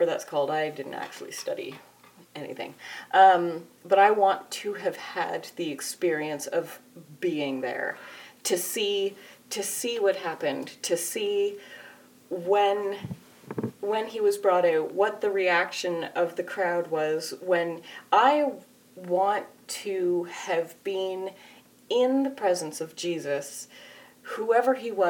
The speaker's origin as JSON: {"language": "English", "country": "Canada", "said": "I'm Canadian"}